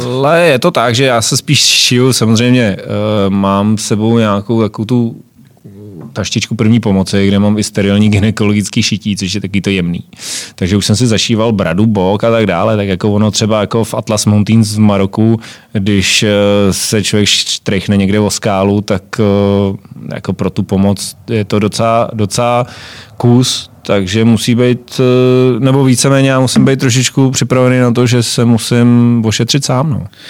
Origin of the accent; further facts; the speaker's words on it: Jirkov, Ústí nad Labem Region, Czechia; u nás v Jirkově